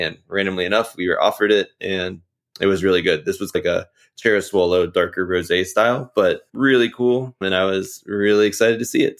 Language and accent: English; Virginia, United States; growing up in Virginia